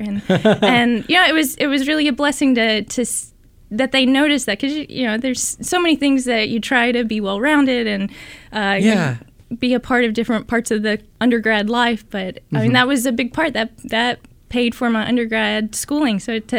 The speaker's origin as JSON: {"language": "English", "region": "Tennessee", "country": "United States", "tie": "born or raised there", "lives_now": "California, United States", "said": "But I grew up in Tennessee and spent all my life there. I went to undergrad in Tennessee"}